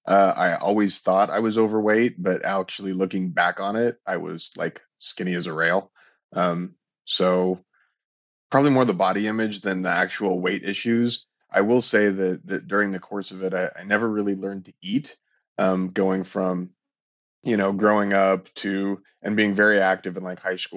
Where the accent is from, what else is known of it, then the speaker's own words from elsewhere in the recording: Portland, Oregon, United States; So I grew up in the Pacific Northwest in Oregon, Portland specifically.